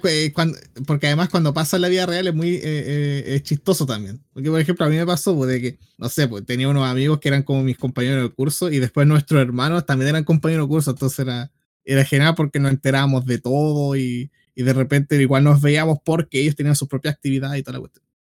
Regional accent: Biobío, Chile; de aquí, de, en aquí mismo, la octava región

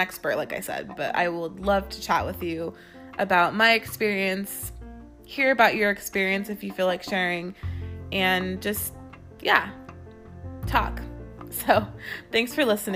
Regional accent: California, United States; I am from California.

